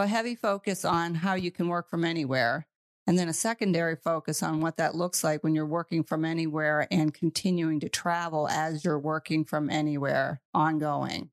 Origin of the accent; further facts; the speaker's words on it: United States; moved away; I am from the United States